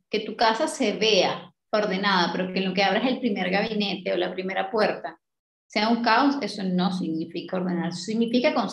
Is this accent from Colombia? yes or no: yes; Colombia; now in New Zealand; yo me fui de Colombia para Nueva Zelanda. En Nueva Zelanda tengo cero ayuda y no tengo ni idea de cómo hacer nada.